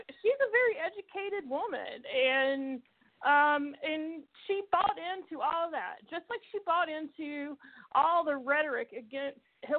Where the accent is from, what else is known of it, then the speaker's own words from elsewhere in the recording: the South, United States; I'm from the South originally. I mean, I haven't lived there in almost 19 years.